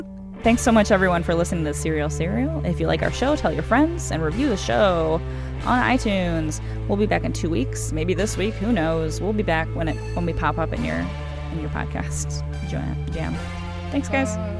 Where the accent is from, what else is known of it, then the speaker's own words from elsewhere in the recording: Cleveland, Ohio, United States; I'm from Cleveland